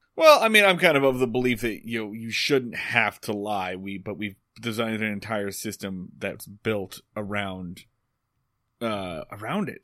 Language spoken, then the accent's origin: English; Philadelphia, Pennsylvania, United States; Philadelphia, Pennsylvania.